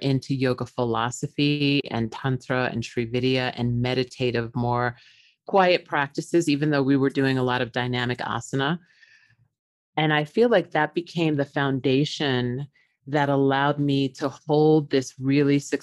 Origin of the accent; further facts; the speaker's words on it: Long Island, New York, United States; I was born in New York on Long Island to parents that were very strict.